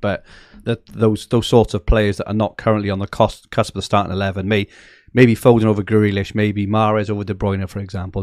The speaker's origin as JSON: {"language": "English", "town": "Barry", "region": "Wales", "country": "United Kingdom", "tie": "born or raised there", "said": "my hometown, Barry Island"}